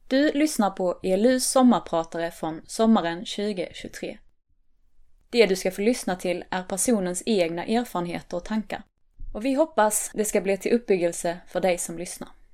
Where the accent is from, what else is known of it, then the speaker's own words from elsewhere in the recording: Tockarp, Skåne, Sweden; moved away as an adult; also born or lived in Jönköping / Stockholm / Spain; Jag är uppvuxen i Tockarp utanför Örkelunga